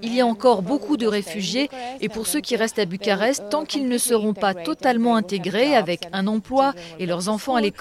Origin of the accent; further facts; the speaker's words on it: Odesa, Odesa Oblast, Ukraine; French is a second language; now in Bucharest, Romania; J'ai 36 ans et je viens d'Ukraine, d'Odessa. Euh, Je travaille ici